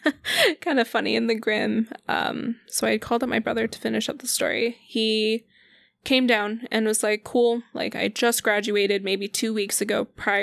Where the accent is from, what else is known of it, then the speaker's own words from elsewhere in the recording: Denver, Colorado, United States; moved away; Colorado. I'm from Denver, Colorado.